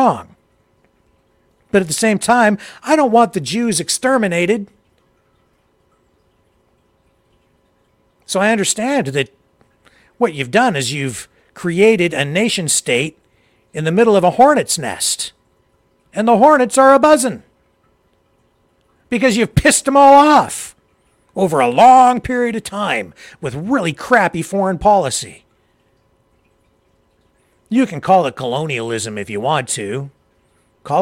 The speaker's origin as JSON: {"language": "English", "country": "Canada", "said": "I'm from Canada"}